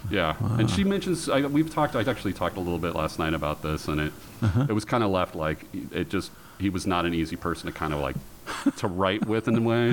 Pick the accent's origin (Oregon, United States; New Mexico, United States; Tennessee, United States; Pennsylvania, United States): Oregon, United States; Portland; I grew up in Portland